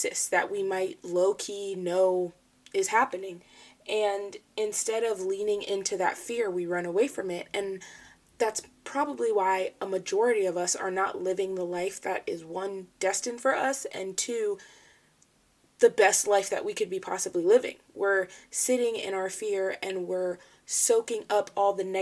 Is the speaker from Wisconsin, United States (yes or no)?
no; Falls Church, Virginia, United States; I was born and raised in Falls Church, Virginia. I've lived in the same house pretty much my whole life